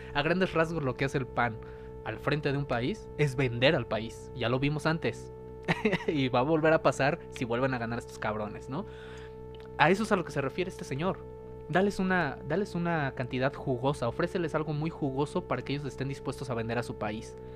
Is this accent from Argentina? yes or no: no; Mexico; nosotros como mexicanos